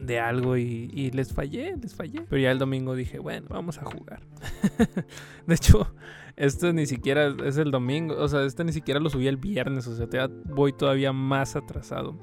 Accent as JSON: {"language": "Spanish", "country": "Mexico", "said": "aquí en México no, no somos chicanos, pero sí ser latinos"}